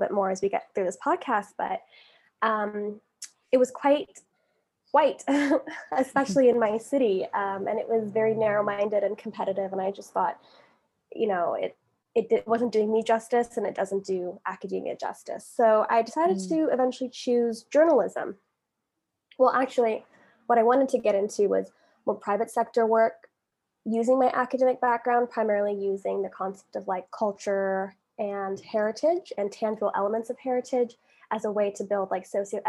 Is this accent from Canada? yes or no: yes; Calgary, Alberta, Canada; accent: generic North American; moved away as an adult; now in London, United Kingdom; I'm from Canada, from a city, Calgary, Alberta. We're Western Canada